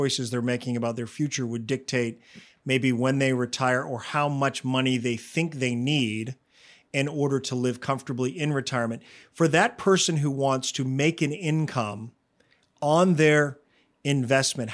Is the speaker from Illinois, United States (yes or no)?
no; Maine, United States; where I grew up in Maine, a smaller town where the cost of living is less